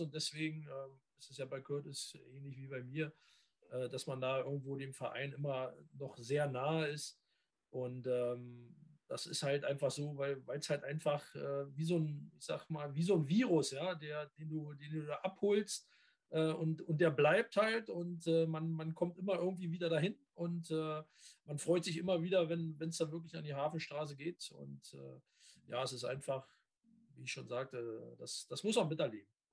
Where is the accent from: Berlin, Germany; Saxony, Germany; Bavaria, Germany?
Berlin, Germany; moved away; Ich komme aus der Hauptstadt erstmal, ja. ja aus Berlin